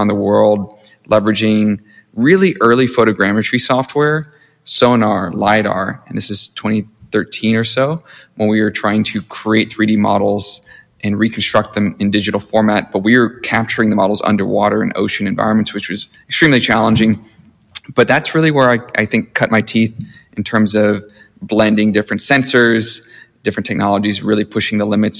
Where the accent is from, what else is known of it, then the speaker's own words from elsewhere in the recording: Mississippi, United States; also born or lived in Hawaii / Silicon Valley; now in Los Angeles, United States; I started out as a child of immigrants, born and raised in Mississippi in the Deep South. Jay and I both shared that Southern root, if you will.